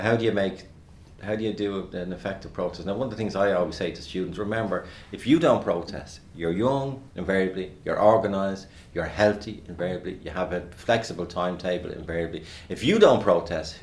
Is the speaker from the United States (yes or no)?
no; Dublin, Leinster, Ireland; accent: Dublin working class; my Dublin working class accent